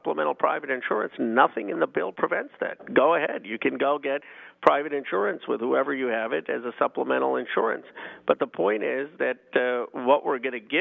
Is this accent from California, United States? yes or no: yes; California, United States; I'm from California